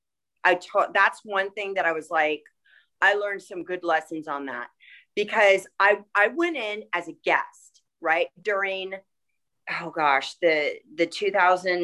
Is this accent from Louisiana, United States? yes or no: no; Los Angeles, California, United States; also born or lived in Chicago, Illinois; I was raised